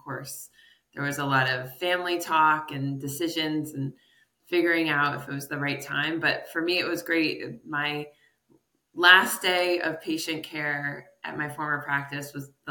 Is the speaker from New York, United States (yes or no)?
yes; New York, United States; moved away as an adult; now in Connecticut, United States; I'm from New York State